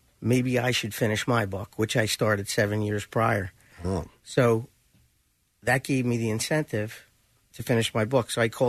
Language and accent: English; Delaware County, Pennsylvania, United States; I grew up in Delaware County.